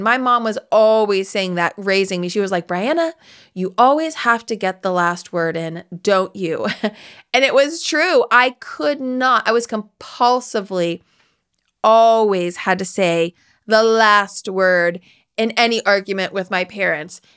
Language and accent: English; West Virginia, United States; I'm from West Virginia